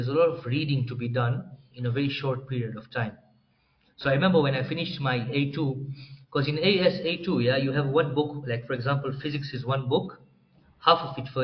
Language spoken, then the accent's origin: English; Dar es Salaam, Tanzania; moved away as an adult; also born or lived in Moshi, Tanzania; now in Nairobi, Kenya; I was born and raised in Tanzania, Dar es Salaam.